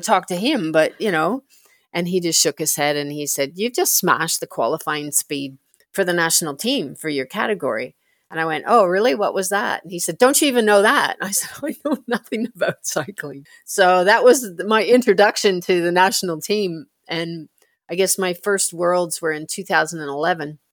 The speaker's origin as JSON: {"language": "English", "country": "Canada", "tie": "born or raised there", "moved": "as an adult", "lives_now": "Australia", "said": "I born and bred in Canada"}